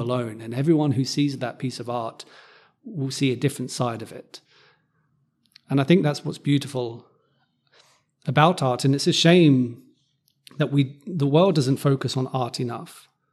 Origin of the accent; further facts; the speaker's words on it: Cambridge, East of England, United Kingdom; where I grew up in Cambridge